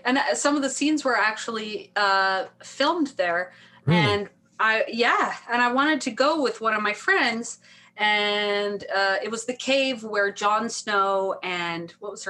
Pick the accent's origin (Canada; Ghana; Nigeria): Canada; I would say I'm Icelandic and I'm Canadian, you know.